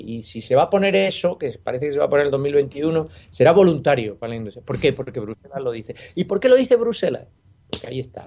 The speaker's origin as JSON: {"language": "Spanish", "country": "Spain", "said": "especialmente en nuestro país"}